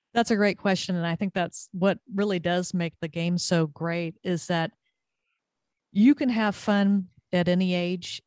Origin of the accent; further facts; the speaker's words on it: Southern California, United States; moved away as an adult; also born or lived in Texas; now in Connecticut, United States; growing up in Southern California, played a lot of volleyball